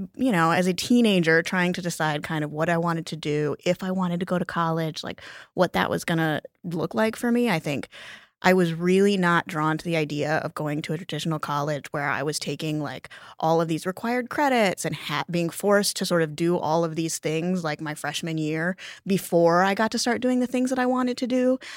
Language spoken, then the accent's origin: English; Lake Geneva, Wisconsin, United States; moved away as an adult; also born or lived in New York City; I was born in Lake Geneva, Wisconsin, um, a town of, at the time, about five thousand people